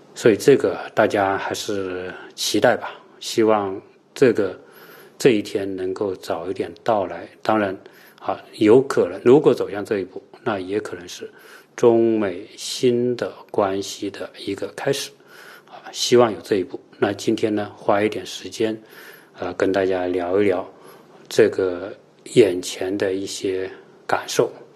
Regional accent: China

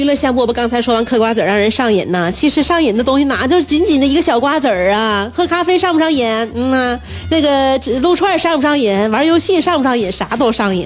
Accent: China; 我们中国人

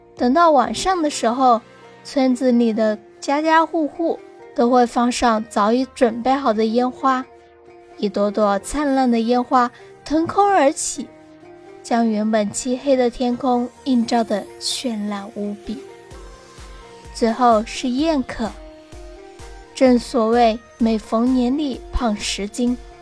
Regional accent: Guangdong, China; 我的老家有一个非物质文化遗产的过年习俗，年历

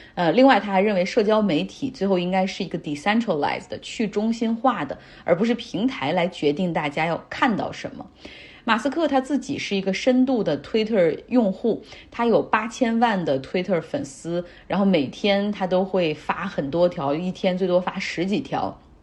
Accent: Harbin, Heilongjiang, China; moved away; 我老家哈尔滨

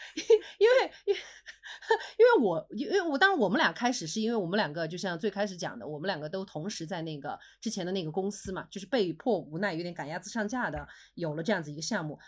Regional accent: Sichuan, China; 我们是四川人

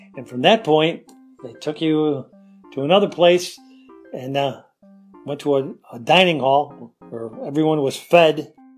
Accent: Rochester, New York, United States; I'm from Rochester, New York

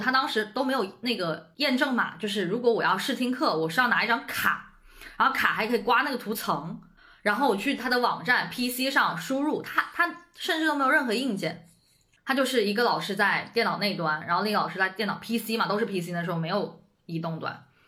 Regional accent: Shenzhen, Guangdong, China; moved away as an adult; now in Beijing, China; 我其实一直都在深圳嘛，我在深圳出生、长大

